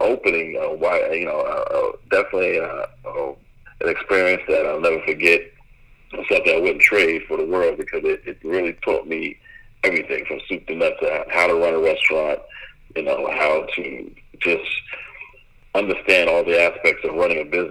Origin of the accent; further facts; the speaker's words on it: Bay Shore, New York, United States; now in Tennessee, United States; I grew up in Long Island, Bayshore, Long Island